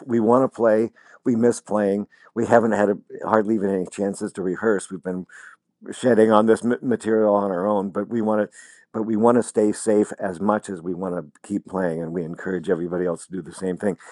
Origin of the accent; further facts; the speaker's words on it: Lincoln, Nebraska, United States; moved away; I was still living in my hometown of Lincoln, Nebraska